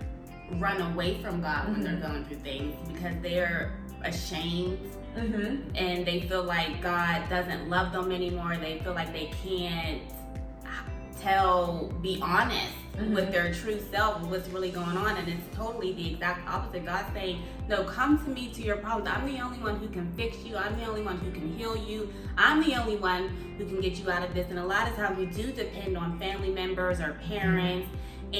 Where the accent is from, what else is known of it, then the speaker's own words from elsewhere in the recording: Pittsburgh, Pennsylvania, United States; now in California, United States; we're both from Pittsburgh. We both moved from Pittsburgh to California